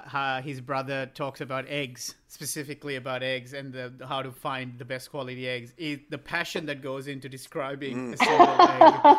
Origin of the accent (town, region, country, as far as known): Australia